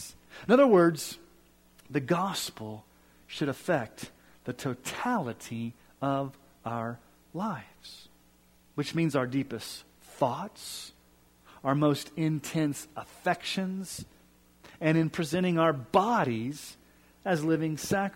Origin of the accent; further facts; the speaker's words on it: Colorado, United States; also born or lived in Kansas City, Missouri; I'm from Colorado, and I'm a huge Broncos fan